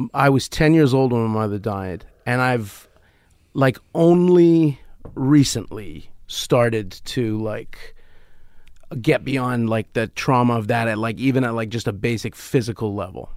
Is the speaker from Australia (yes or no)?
no; Canada; as a Canadian